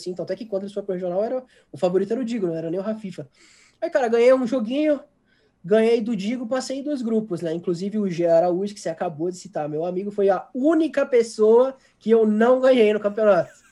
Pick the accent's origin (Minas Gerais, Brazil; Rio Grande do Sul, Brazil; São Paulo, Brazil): Rio Grande do Sul, Brazil; Porto Alegre; eu sou de Porto Alegre